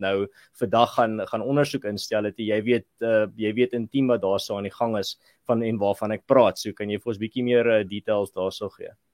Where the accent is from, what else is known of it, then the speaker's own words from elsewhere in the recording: Malmesbury, Western Cape, South Africa; moved away; ek het mos daar in Mamesbury groot geword daar in die Swartland